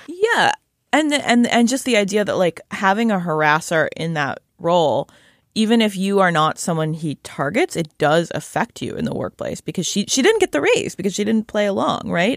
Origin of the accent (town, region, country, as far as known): Shaker Heights, Ohio, United States; born or raised there; moved away